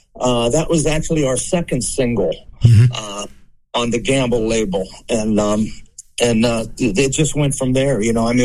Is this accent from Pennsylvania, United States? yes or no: yes; Aliquippa, Pennsylvania, United States; my hometown here of Aliquippa, Pennsylvania.